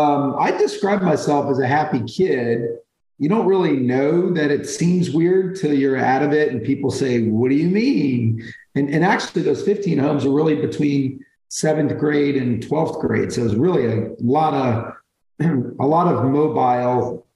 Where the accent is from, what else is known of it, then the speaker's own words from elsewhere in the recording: Brooklyn, New York, United States; born there; I was born in Brooklyn. I was kind of a young teenager, not on the right track. So she gave me up early. I wound up living in about 15 homes growing up, different homes